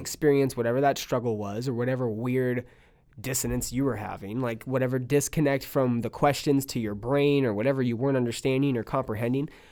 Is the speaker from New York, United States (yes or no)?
no; California, United States; now in Texas, United States; I'm from California. I say I'm from California